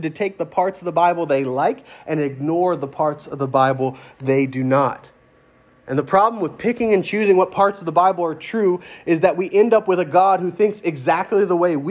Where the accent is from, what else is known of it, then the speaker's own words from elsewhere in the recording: United States; I'm American